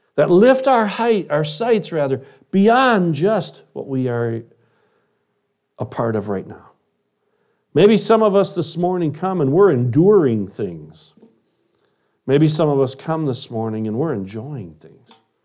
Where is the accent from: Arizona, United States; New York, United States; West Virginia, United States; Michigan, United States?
Michigan, United States; Detroit; When I was a kid, I grew up in Detroit, Michigan